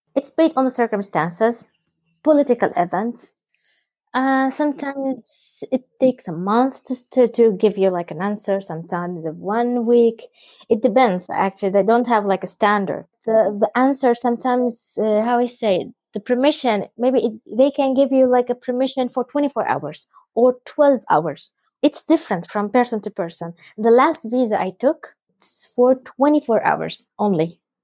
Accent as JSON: {"language": "English", "region": "West Bank", "country": "Palestine", "said": "we are all Palestinians, but we have a different ID. My ID is green"}